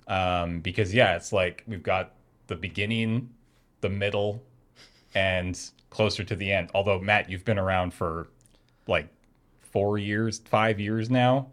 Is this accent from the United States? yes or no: no; Canada; we're Canadian